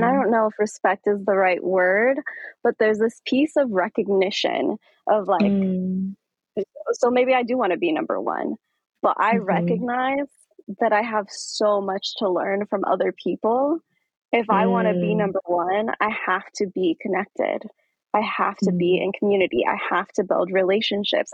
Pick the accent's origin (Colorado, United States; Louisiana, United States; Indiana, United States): Colorado, United States; Aurora; I'm from Aurora, Colorado. And so mm-hmm. I grew up in this scene. I grew up dancing next to folks here in Aurora